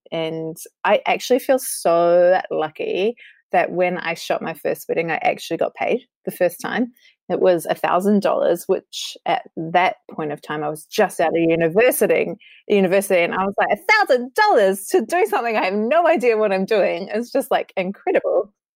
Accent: New Zealand; I'm hailing from New Zealand, and it's an amazing place to live

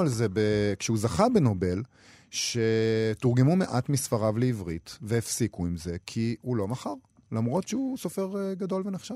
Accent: Israel; אנחנו כישראלים

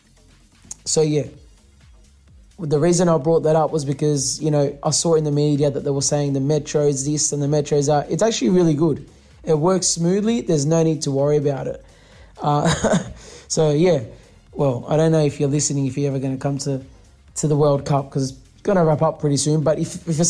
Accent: Australia; we come from Australia. We're used to this heat. In summer, our summer gets up to like 42 degrees

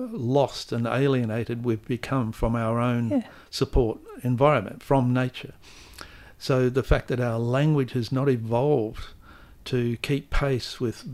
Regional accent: Manning, Western Australia, Australia; the fact that I was born and bred in Manning, working class boy, English is my only language.

